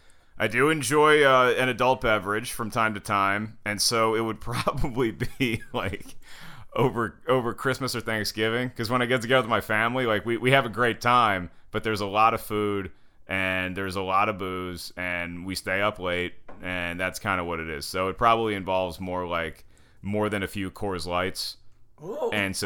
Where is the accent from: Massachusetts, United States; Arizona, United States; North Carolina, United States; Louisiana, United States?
North Carolina, United States; Winston-Salem; We never lived overseas, but I was born in Winston-Salem, North Carolina. And I went to school in Winston-Salem, North Carolina.